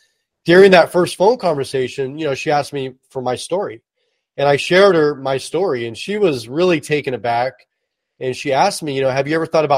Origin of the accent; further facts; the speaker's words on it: Oakland, California, United States; also born or lived in Hercules / Vacaville / Berkeley / Napa; I was born and raised in the San Francisco Bay Area. I was actually born in Oakland